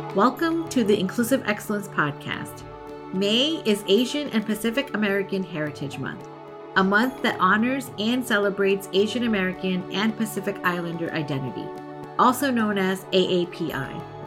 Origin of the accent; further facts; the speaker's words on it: India; also born or lived in Tampa Bay area, Florida, United States; now in United States; where I grew up in India, it's like we're a group of like 26 or 27 villages